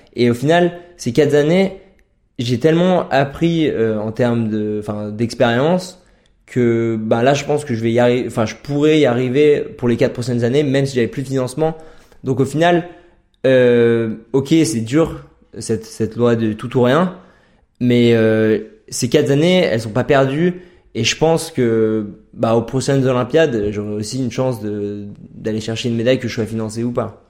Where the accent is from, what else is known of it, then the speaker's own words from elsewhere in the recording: Chartreuse, near Grenoble, Auvergne-Rhône-Alpes, France; moved away as an adult; now in Norway; j'ai grandi en Chartreuse, à côté de Grenoble